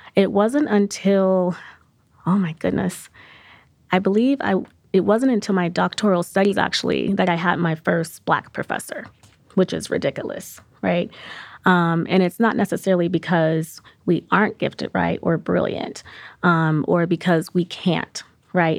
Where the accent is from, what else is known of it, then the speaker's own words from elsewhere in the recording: Aurora, Colorado, United States; I'm also from Aurora, Colorado